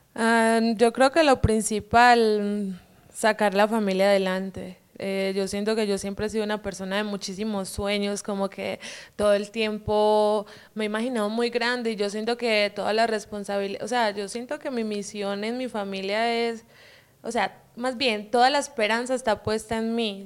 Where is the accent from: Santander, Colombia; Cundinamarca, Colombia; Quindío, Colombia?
Quindío, Colombia; Quimbaya; accent: paisa; moved away as an adult; also born or lived in Villavicencio, Meta, Colombia; now in Guadalajara, Mexico; yo crecí ahí, pero nací en Villavicencio Meta, es en los llanos orientales, un poquito lejitos de ahí del Quindío, pero pues el Quindío son mis raíces, es donde crecí.